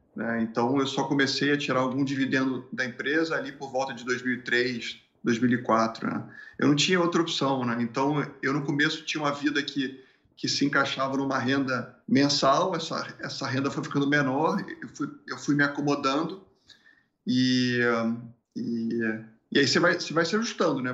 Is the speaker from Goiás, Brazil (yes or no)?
no; Rio de Janeiro, Brazil; moved away as an adult; also born or lived in Porto Alegre; do Rio de Janeiro porque eu não quero ficar aqui nesse, nesse lugar mais onde, onde eu nasci